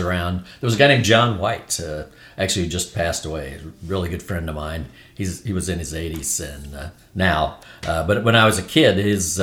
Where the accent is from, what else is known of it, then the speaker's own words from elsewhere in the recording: Hallsville, Missouri, United States; I grew up in Missouri.